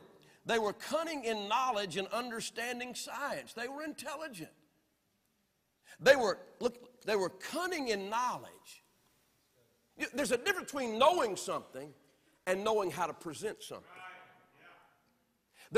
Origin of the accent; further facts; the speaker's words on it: the South, United States; I'm from the South